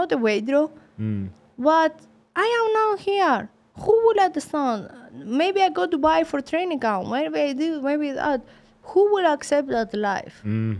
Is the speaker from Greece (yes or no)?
yes; Sparta, Peloponnese, Greece; English is a second language; moved away as an adult; also born or lived in Germany / England / Mexico; now in United States; I come from Sparta. I go Germany to start my professional boxing. After I go in England, after I go in Mexico, now in America.